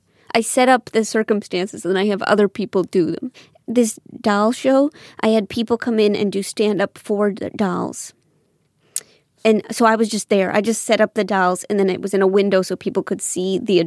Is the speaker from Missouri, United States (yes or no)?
yes; St. Louis, Missouri, United States; St. Louis. So it's a Missouri for me.